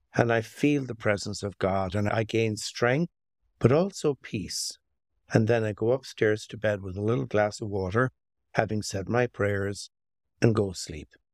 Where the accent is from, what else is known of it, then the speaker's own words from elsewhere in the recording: Limerick, Munster, Ireland; also born or lived in County Clare; now in Long Valley, United States; I'm, I'm Irish American, so I spent most of my childhood in Ireland. And, uh, it began in Ireland, in a little city called Limerick